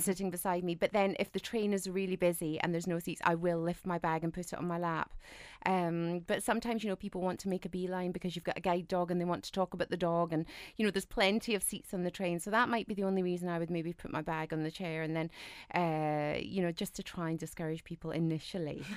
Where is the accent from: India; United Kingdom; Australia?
United Kingdom; us Brits